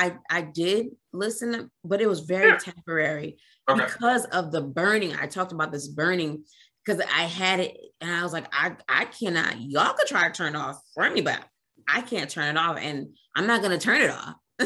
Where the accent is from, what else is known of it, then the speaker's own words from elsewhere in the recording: Trinidad & Tobago; I grew up in a West Indian home. I'm Trinidadian.